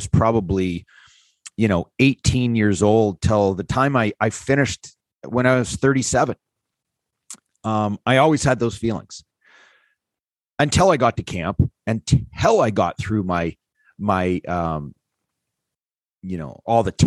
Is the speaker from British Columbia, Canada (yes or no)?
no; North Bay, Ontario, Canada; I came from North Bay, Ontario. There was not a lot of high end hockey players for me to practice with and skate with.